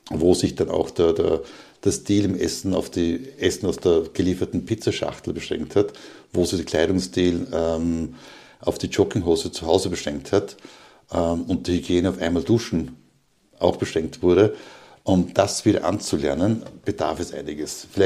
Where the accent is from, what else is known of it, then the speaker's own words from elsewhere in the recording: Upper Austria, Austria; in die, in meine alte Heimat Oberösterreich zu gehen, dort auch wieder im Bereich Linz ein offenes Seminar anzubieten